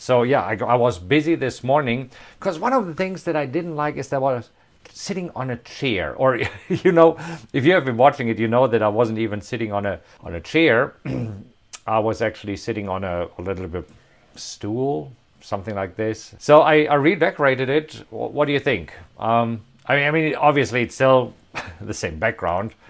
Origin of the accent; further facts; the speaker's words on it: Hagen, North Rhine-Westphalia, Germany; moved away as an adult; also born or lived in Bavaria; now in United States; Right here, Hagen. That's where I was born. This is where I grew up.